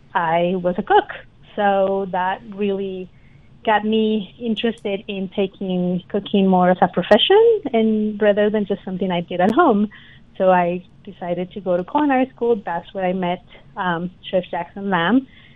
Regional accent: Colombia; moved away as an adult; now in United States; I come from Colombia. I am originally born and raised in Colombia and moved to the U.S. 20-some years ago.

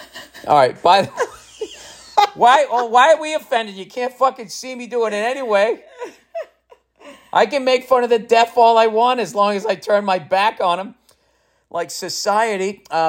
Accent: St. Louis, Missouri, United States; I mean, I was just, you know, I'm from St. Louis. I'm a baseball fan.

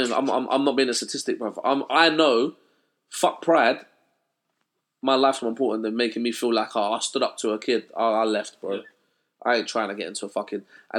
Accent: England, United Kingdom; We have a class thing in England.

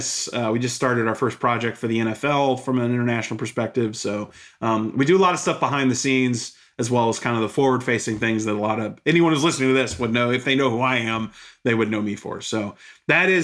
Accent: Houston, Texas, United States; also born or lived in Bristol, Connecticut / Austin, Texas; I'm from Houston, Texas. I grew up there

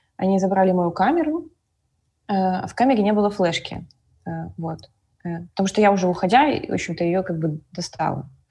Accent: Minsk, Belarus; я из Минска

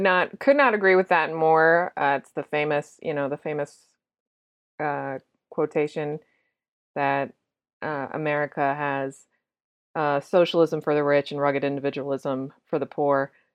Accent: Massachusetts, United States; I'm from Massachusetts.

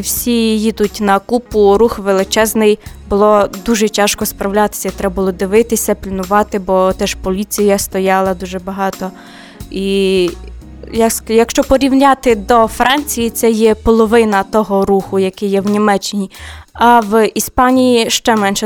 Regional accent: Ukraine; moved away as an adult; я з України

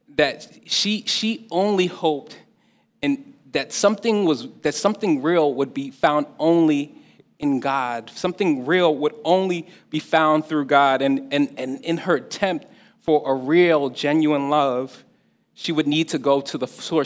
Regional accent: New Jersey, United States; I'm, I'm, I'm, an adopted New Yorker. You know, I'm, I'm from, I, I live in Jersey. I'm from Jersey.

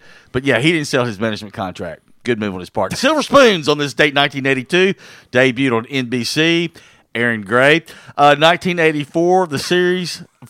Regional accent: Osceola, Arkansas, United States; I grew up with him in Osceola

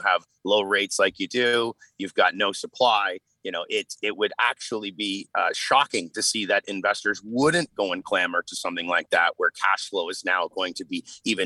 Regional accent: Canada; as a Canadian

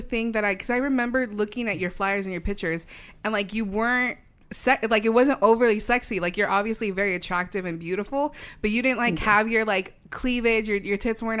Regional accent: Rancho Cucamonga, California, United States; I'm from Rancho Cucamonga.

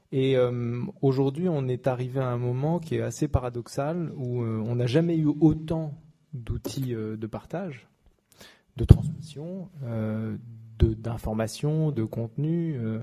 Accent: France; nous en tant que Français

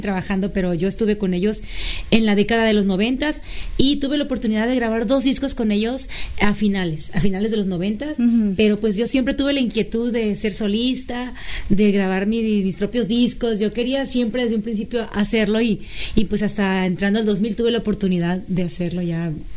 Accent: Los Mochis, Sinaloa, Mexico; Soy de los Mochis, Sinaloa, de un pueblito cerquita de ahí que se llama el Macapule

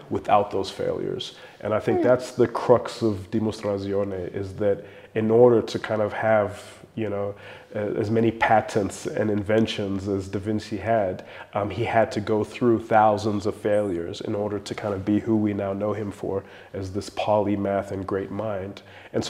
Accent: South Africa; South African entrepreneurs, a lot of us

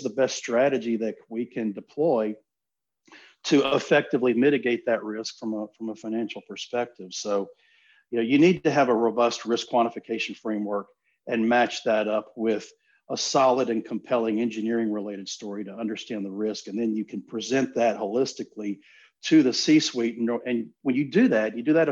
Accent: Gulf Coast, Southeast Texas, United States; I grew up in Southeast Texas on the Gulf Coast, and my family's lived down there for close to 40 years

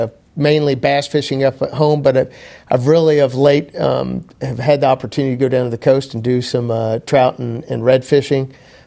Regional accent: Weatherford, Texas, United States; also born or lived in Tulsa, Oklahoma; I was born and raised in Weatherford.

